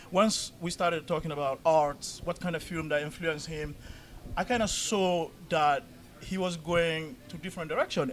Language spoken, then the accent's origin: English; Paris, Île-de-France, France; also born or lived in London / New York; now in Minnesota, United States; I'm from well, I grew up in Paris